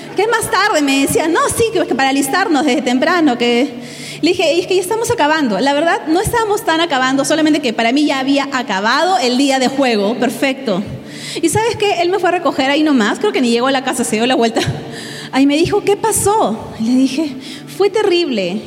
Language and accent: Spanish; Peru; moved away as an adult; now in State of Mexico, Mexico; soy de Perú. Hace nueve meses casi llegué con mi familia a México a plantar una iglesia